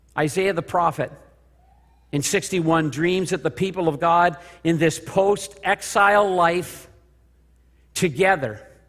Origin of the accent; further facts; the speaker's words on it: Kingston, Ontario, Canada; also born or lived in Spring Arbor, Michigan; I'm driving down the four oh one to my hometown in Kingston